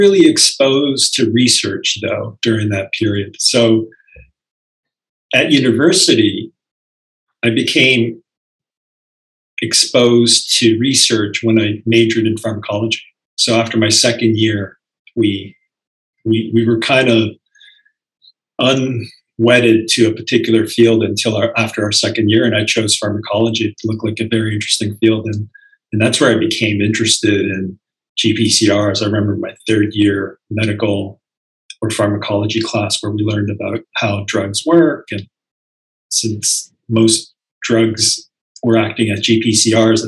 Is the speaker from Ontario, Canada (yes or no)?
yes; Toronto, Ontario, Canada; moved away as an adult; also born or lived in Philadelphia; now in Milwaukee, United States; I was born and raised in Toronto.